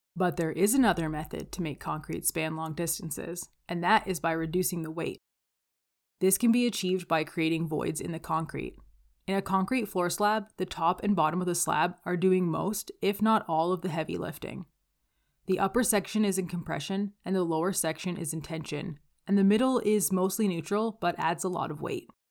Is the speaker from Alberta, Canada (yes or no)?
yes; Calgary, Alberta, Canada; I'm from Calgary, Alberta